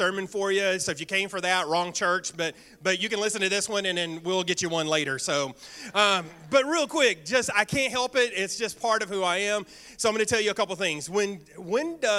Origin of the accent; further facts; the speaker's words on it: Bootheel, Missouri, United States; I was raised in the Boot Hill, Missouri